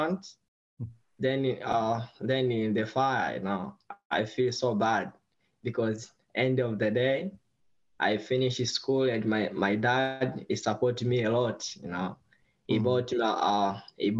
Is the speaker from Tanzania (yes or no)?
yes; Tanzania; English is a second language; now in San Diego, United States; I'm from Tanzania. I grew in poor family.